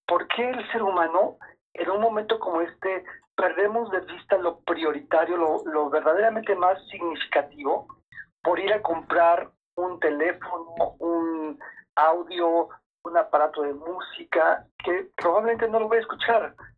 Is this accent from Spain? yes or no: no; Mexico; somos tantos mexicanos